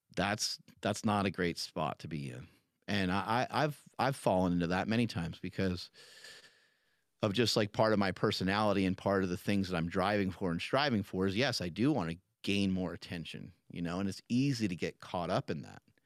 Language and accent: English; New York, United States; moved away; I'm from New York originally